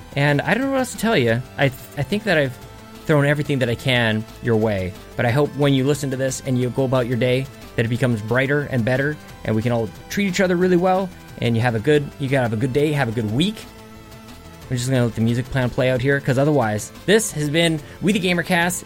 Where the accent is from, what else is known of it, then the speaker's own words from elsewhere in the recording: Canada; I'm Canadian